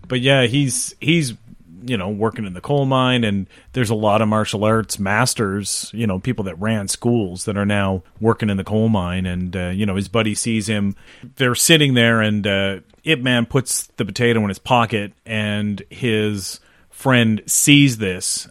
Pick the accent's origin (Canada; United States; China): Canada; Sackville; we grew up in Sackville